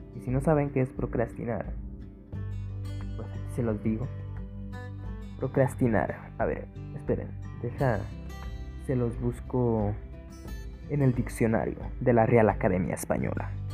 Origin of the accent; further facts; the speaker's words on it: Guadalajara, Jalisco, Mexico; yo soy de GDL, GDL, GDL, Jalisco.